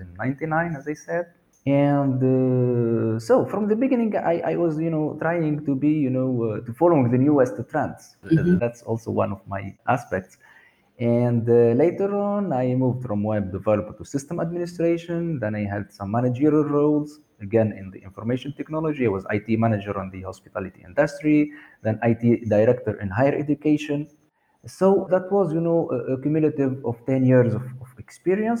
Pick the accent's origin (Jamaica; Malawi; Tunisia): Tunisia; Sousse, Sousse Governorate; also born or lived in Sweden; So I was grown there in a nice town called Sousse